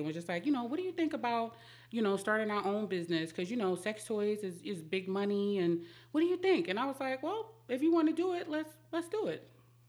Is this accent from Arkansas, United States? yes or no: no; Jamaica, Queens, New York, United States; now in Mount Airy, United States; Queens, Jamaica, Queens.